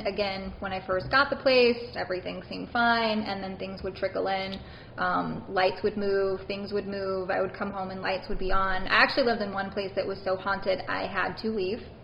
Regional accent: Baton Rouge, Louisiana, United States; Originally, yes, I'm from Baton Rouge, Louisiana.

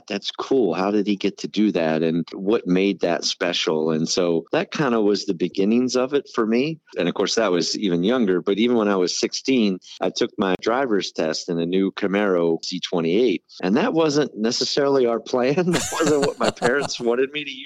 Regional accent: Maryland, United States; moved away; So for me, Maryland is home. That's where I was born, raised, and grew up.

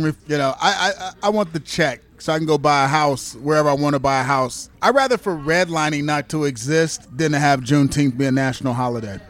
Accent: Kansas City, United States; I'm from Kansas City

